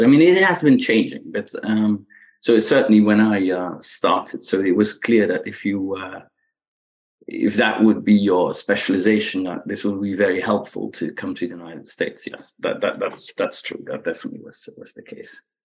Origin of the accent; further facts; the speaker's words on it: Belgium; English is a second language; moved away; I grew up in Belgium, right? So that's where where the, the accent comes from.